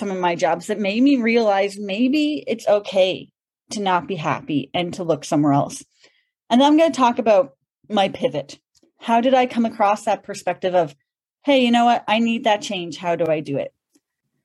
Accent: Cape Breton Island, Nova Scotia, Canada; I'm a proud Maritimer. I'm actually from Cape Breton Island, and I love it.

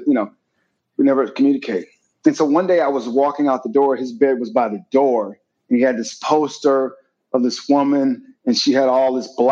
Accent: Wisconsin, United States; I'm from Wisconsin

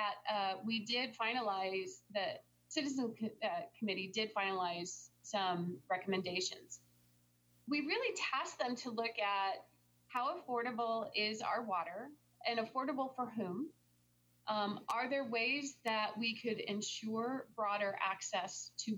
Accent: Tempe, Arizona, United States; I'm from here. I'm from Tempe, Arizona

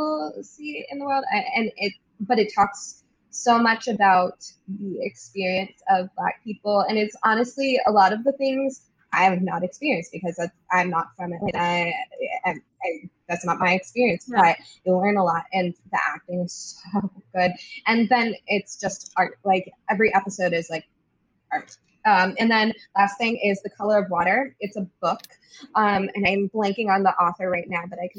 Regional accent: Maryland, United States; now in New York, United States; we're from Maryland

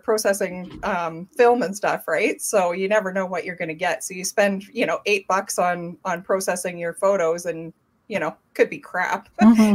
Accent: Thompson, Manitoba, Canada; I grew up in Thompson, Manitoba, which is about eight hours north of Winnipeg.

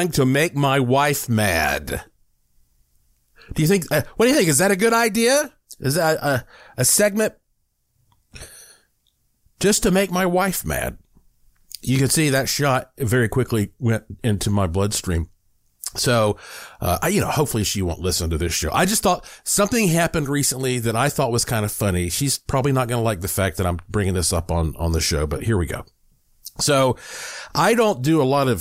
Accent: Asheville, North Carolina, United States; when I was younger growing up in Asheville

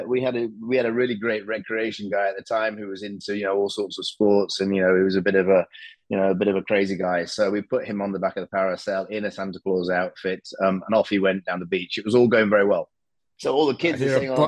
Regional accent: United Kingdom; now in Dubai, United Arab Emirates; I'm British

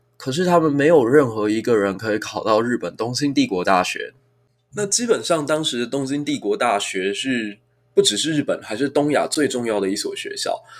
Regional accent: Taiwan; 身为一个台湾人

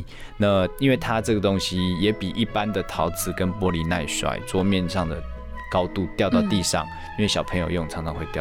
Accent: Taiwan; 我因为我就在台湾长大，那受教育、工作一路都在台湾，那我我最熟的也就是台湾

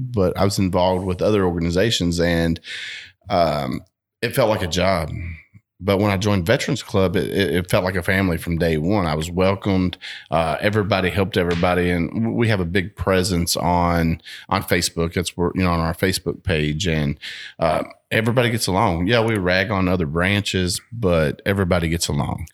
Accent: Bardstown, Kentucky, United States; growing up in Barstow

